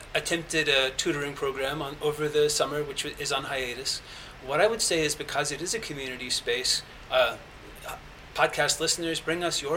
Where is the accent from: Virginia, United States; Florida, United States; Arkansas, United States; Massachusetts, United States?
Arkansas, United States; Little Rock; I'm from Little Rock, Arkansas